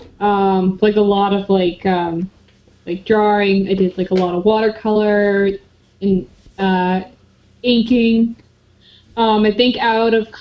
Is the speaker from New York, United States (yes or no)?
yes; Long Island, New York, United States; now in Fargo, United States; I'm originally from Long Island, New York, but currently okay. I am living in Fargo, North Dakota.